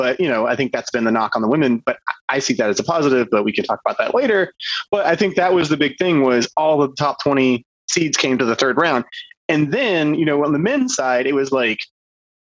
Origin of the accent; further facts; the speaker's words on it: Georgia, United States; I grew up in Georgia